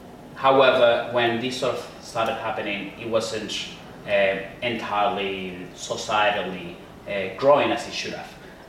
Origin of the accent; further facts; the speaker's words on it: Venezuela; moved away as an adult; now in Australia; I lived in Venezuela most of my life. I am originally from there. And I came to Australia on a rather rush scenarios in 2010. And since then, I have been here.